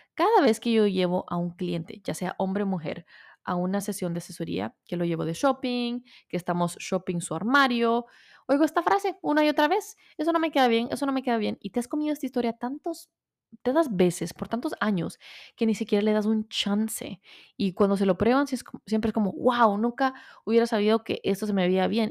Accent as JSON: {"language": "Spanish", "country": "El Salvador", "moved": "yes", "said": "soy de Salvador, aunque soy 100% latina"}